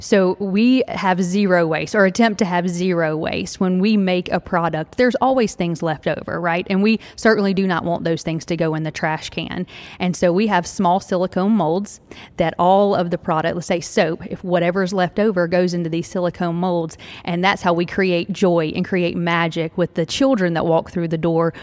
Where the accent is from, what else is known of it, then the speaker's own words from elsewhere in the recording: Tennessee, United States; I'm from Tennessee, right here in Tennessee